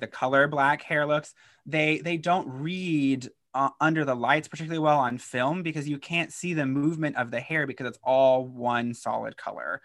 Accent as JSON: {"language": "English", "region": "Kentucky", "country": "United States", "said": "I'm from Kentucky"}